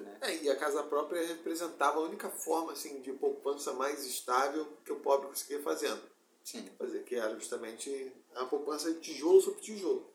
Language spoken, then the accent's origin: Portuguese; Rio de Janeiro, Brazil; also born or lived in Seropédica / Botafogo; a casa onde eu me criei em Campo Grande, onde eu morei nos meus quatro, até meus 17